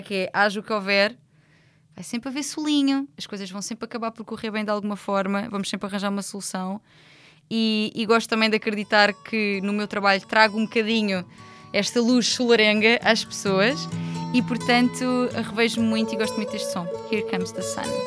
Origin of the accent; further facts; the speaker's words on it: Loulé, Algarve, Portugal; eu sou de Lolé